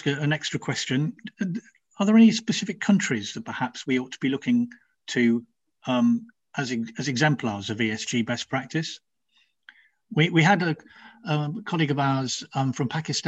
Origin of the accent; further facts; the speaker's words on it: Nigeria; now in United Kingdom; I grew up in Nigeria